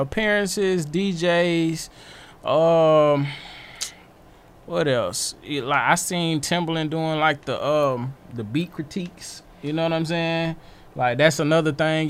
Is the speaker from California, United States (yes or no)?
no; Atlanta, Georgia, United States; I'm from Atlanta.